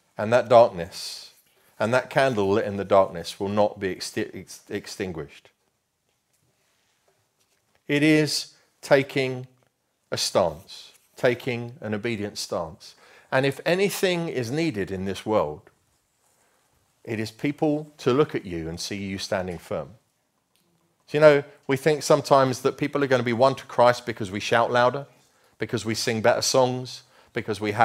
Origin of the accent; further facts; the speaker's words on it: Luton, East of England, United Kingdom; moved away; I grew up in Luton, which we affectionately know, called the armpit of England. Okay, I can say that because I come from there.